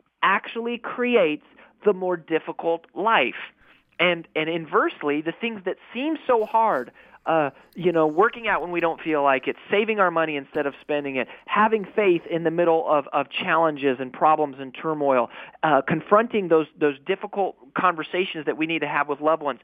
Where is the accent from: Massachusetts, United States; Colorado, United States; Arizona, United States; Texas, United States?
Colorado, United States; I grew up in Colorado